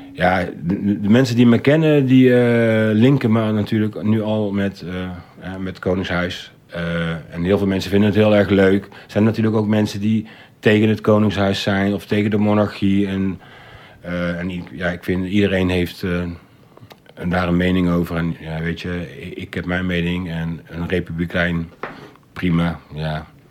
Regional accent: Breda, North Brabant, Netherlands; now in Rotterdam, Netherlands; ik ben geboren in Breda. Breda is al van oudsher een oranje stad. Eh, Willem van Oranje heeft er gewoond. En dat leerde ik op school, op de basisschool

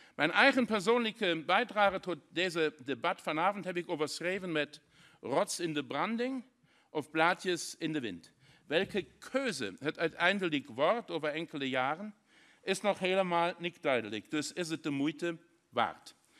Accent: Saarlouis, Saarland, Germany; Dutch is a second language; Ik kom persoonlijk uit de grensstreek in Saarland

